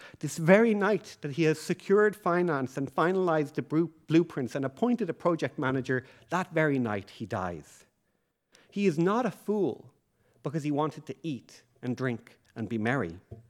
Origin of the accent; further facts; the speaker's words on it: Leixlip, Leinster, Ireland; even though I grew up in Leixlip, I know that rain is needed for the harvest to occur.